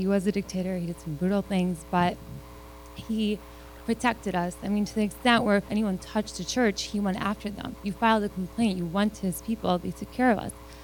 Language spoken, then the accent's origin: English; Baghdad, Baghdad Governorate, Iraq; moved away; I was born in Baghdad, and I come from a Chaldean family